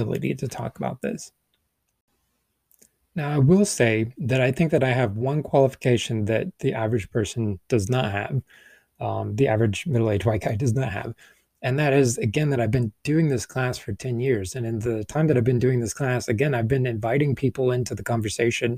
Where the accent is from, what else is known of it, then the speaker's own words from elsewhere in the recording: the American South, United States; I'm a Southerner